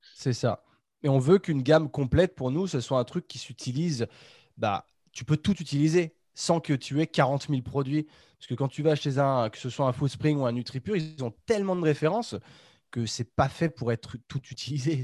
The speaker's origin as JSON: {"language": "French", "town": "Chambéry", "region": "Auvergne-Rhône-Alpes", "country": "France", "said": "on est tous, on est tous de Chambéry"}